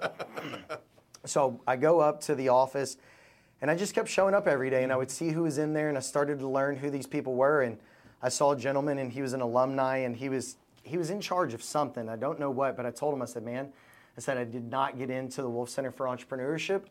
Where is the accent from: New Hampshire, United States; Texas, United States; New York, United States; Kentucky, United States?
Kentucky, United States; Louisville; I was raised in Louisville, Kentucky.